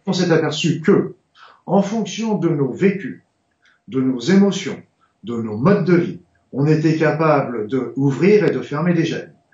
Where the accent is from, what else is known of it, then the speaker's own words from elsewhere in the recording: France; je suis français